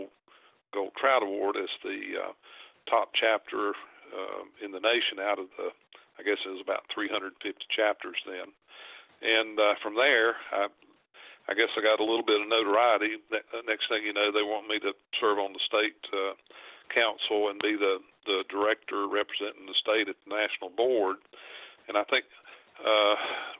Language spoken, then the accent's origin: English; Lenoir, North Carolina, United States; growing up around Lenore